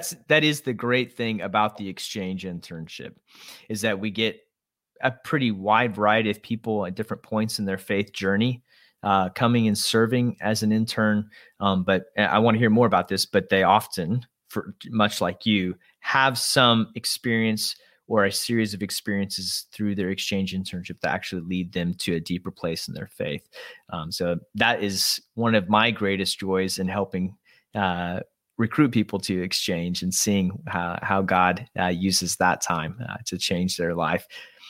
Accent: Georgia, United States; You know, it's supposed to be English speaking, but it doesn't quite fit with what my life growing up in Georgia was like.

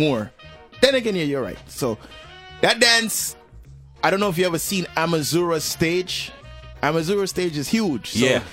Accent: New York City, New York, United States; I was born in Brooklyn

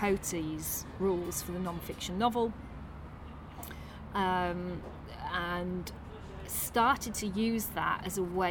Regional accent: Tadcaster, Yorkshire and the Humber, United Kingdom; I'm from Tadcaster. I'm from a shitty brewery town.

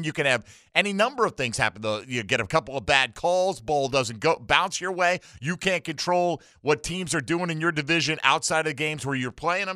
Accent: Milford, Connecticut, United States; now in Jacksonville, United States; I'm from Milford many years ago

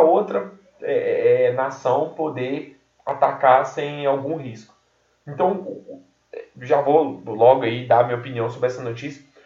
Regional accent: Brazil; eu nasci no Brasil

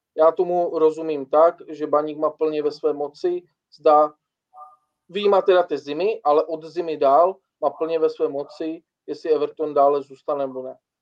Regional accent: Bohumín, Moravian-Silesian Region, Czechia; já jsem třeba z Bohumína, nejsem jako z Ostravy

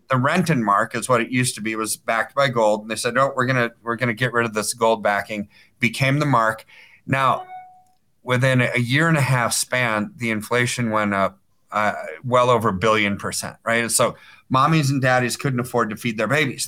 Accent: United States; I'm an American

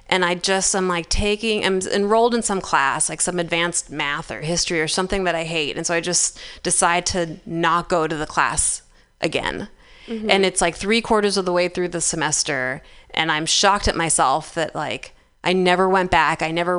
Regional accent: the South, United States; I grew up in the South, so we were all about, like, Southern hospitality and niceties and serving people.

